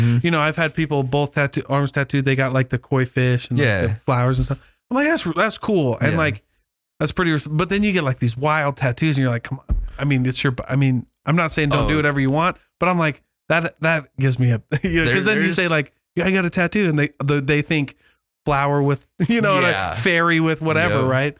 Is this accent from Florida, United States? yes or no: no; Keokuk, Iowa, United States; I had people in my ward growing up in Keokuk who would go out like in between, like I'm LDS.